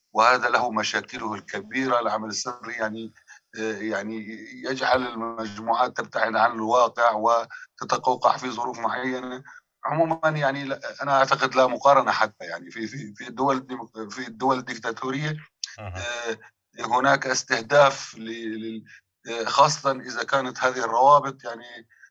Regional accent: Syria; من كوننا سوريين

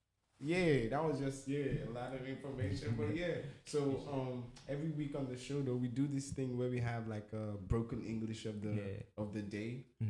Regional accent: Nigeria; now in United States; I come from Nigeria

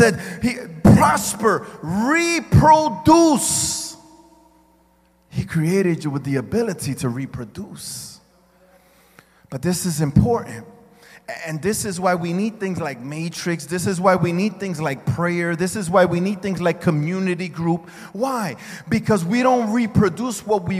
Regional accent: United States; I am an American citizen because of where I was born

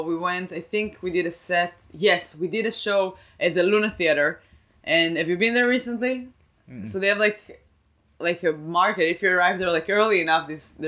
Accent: Rehovot, Central District, Israel; now in United States; when I grew up, we had, like, that guy in Rehovot in my hometown

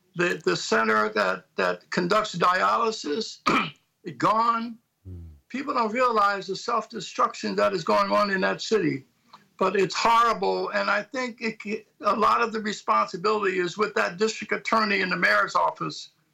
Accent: Philadelphia, Pennsylvania, United States; I'm from Philadelphia

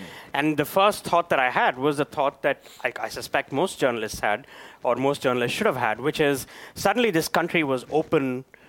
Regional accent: Chennai, Tamil Nadu, India; moved away; I grew up in the city of Madras, which is now called Chennai, which is in a state that speaks the Tamil language. The state is called Tamil Nadu.

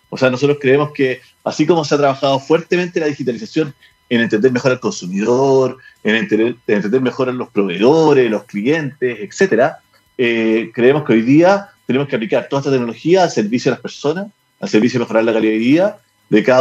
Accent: Chile; porque finalmente lo primero que nos une es que somos chilenos.

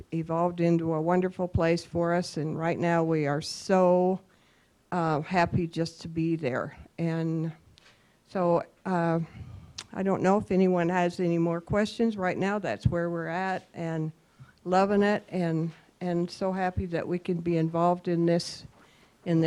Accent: Bozeman, Montana, United States; I was born and raised in the Bozeman, Gallatin County area.

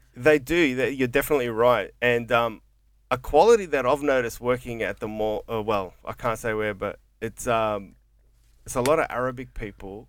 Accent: Coburg, Victoria, Australia; growing up in Coburg

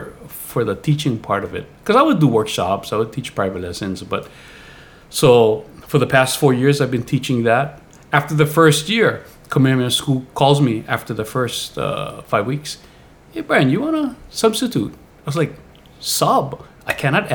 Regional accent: Pearl City, Hawaii, United States; I grew up in Aia, Pearl City area

